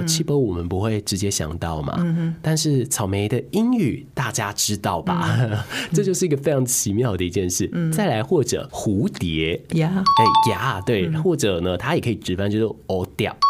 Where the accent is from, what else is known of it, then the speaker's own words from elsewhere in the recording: Taiwan; 我们长在台湾，大部分的人可能在家里的呃母语是华语以及台语。